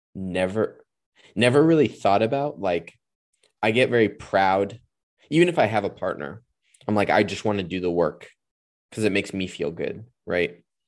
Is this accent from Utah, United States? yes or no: no; California, United States; I'm a Californian